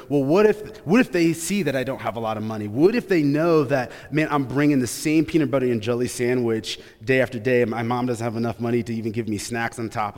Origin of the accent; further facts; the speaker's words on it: Grand Rapids, Michigan, United States; I grew up in Grand Rapids, Michigan